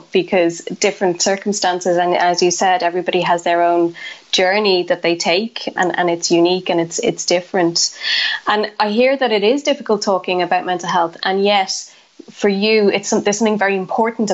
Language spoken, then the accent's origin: English; Ireland; as Irish people, we're good at having the chats